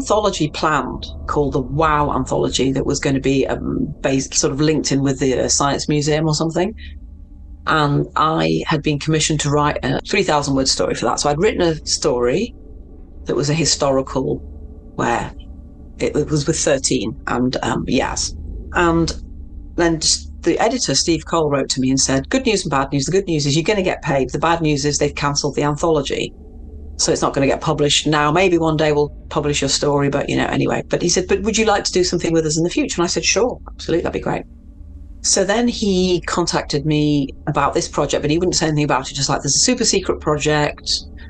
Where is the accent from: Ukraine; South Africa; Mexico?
Mexico; it's a Mexican name. So I'm from Mexico originally.